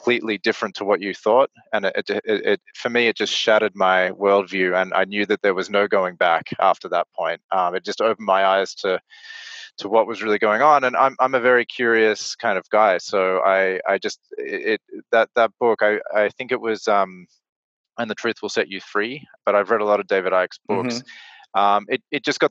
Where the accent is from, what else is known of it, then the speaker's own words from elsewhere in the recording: Australia; moved away as an adult; I come from Australia originally, so you know, I just grew up in a city there